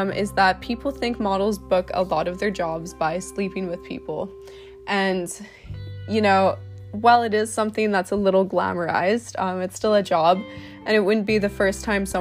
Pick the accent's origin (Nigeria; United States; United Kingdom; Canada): Canada; I'm a model from Canada.